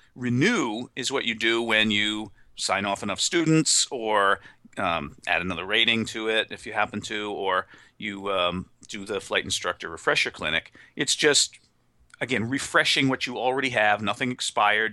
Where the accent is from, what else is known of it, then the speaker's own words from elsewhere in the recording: New England, United States; I'm from New England